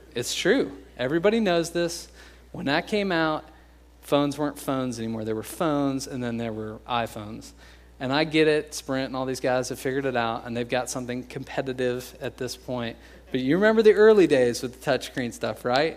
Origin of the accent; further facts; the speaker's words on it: United States; We're American